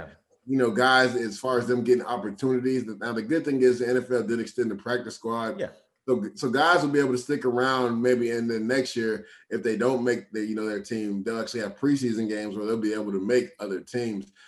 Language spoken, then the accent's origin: English; Tampa, Florida, United States; moved away; Tampa, where I'm from, hometown.